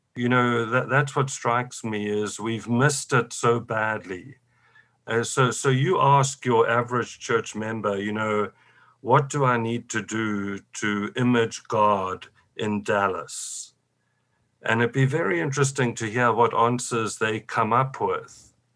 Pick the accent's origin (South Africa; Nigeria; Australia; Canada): South Africa; I come from South Africa